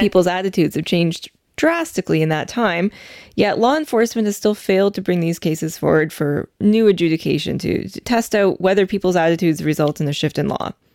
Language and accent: English; Calgary, Alberta, Canada; moved away; I was born in Calgary. My family's still there